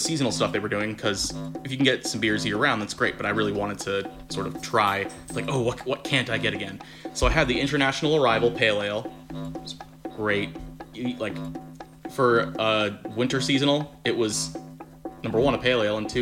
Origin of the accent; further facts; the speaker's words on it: South Florida, United States; moved away; I'm from South Florida